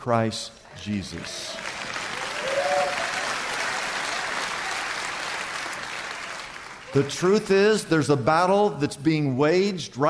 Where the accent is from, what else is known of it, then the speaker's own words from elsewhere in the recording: United States; I grew up in the United States of America